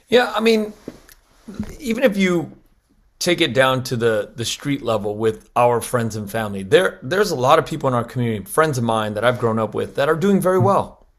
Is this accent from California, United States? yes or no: yes; Los Angeles, California, United States; I grew up in Koreatown here in L